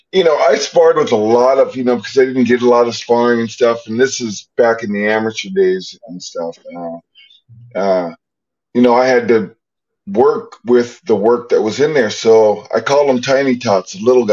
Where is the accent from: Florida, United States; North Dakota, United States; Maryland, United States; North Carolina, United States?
North Dakota, United States; also born or lived in Missouri; I'm born in Missouri, but raised in North Dakota.